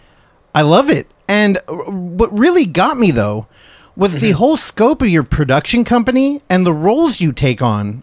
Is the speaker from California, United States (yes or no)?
yes; Daly City, California, United States; I come from Daly City, which is like 10 minutes out of San Francisco